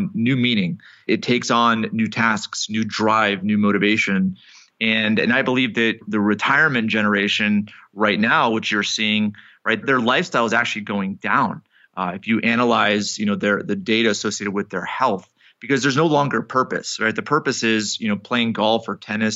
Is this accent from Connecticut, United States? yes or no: yes; Connecticut, United States; I grew up in Connecticut